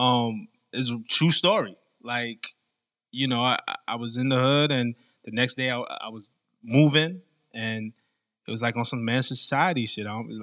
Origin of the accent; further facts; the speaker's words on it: New York City, New York, United States; I grew up in Flatbush, Brooklyn